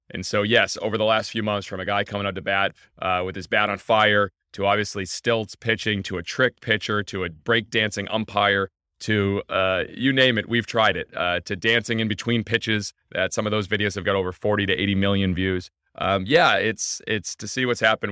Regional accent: Scituate, Massachusetts, United States; I'm from Situate, Massachusetts

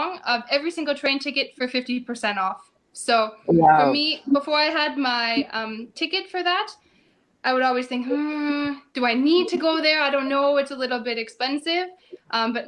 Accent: Canada; moved away as an adult; now in Germany; as a Canadian, I've never lived in an apartment before.

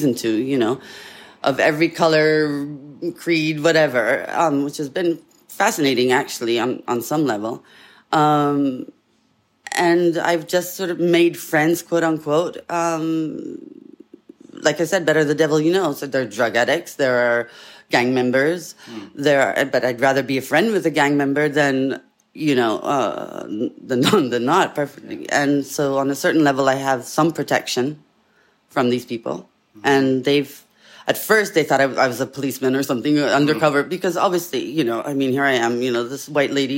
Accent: Italy; now in Pasadena, United States; I grew up in Italy, so I'm very feisty

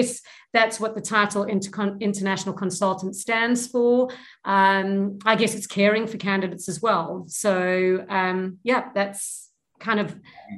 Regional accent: England, United Kingdom; now in South Africa; my whole story is I'm from England. So I was born British, and my father 40 years ago was looking for a better or a sunnier future for his children. And that's how we ended up in South Africa.

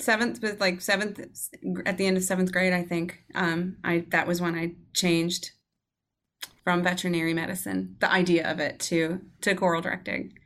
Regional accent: Georgia, United States; moved away as an adult; I grew up in Georgia

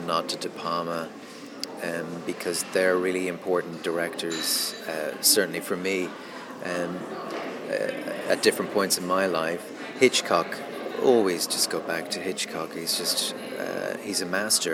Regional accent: Dublin, Leinster, Ireland; I'm from Dublin, so I'm not from London

